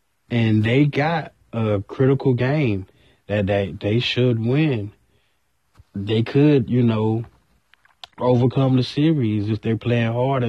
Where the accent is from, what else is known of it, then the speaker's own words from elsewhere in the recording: Georgia, United States; I'm from Georgia.